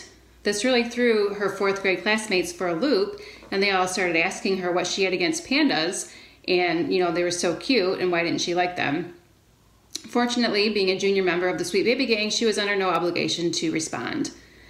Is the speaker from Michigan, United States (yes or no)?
yes; Brighton, Michigan, United States; I'm from Brighton, Michigan.